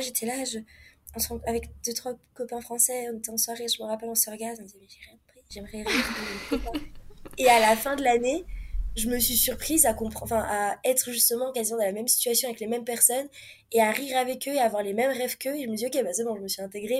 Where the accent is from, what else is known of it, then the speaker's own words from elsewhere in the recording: France; moved away as an adult; also born or lived in Montreal, Canada; now in Mexico; notre façon à nous parler en tant que Français